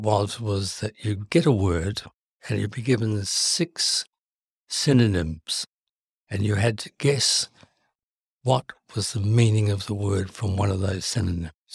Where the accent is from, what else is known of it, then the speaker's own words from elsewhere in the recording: Timaru, Canterbury, New Zealand; moved away; I was brought up in New Zealand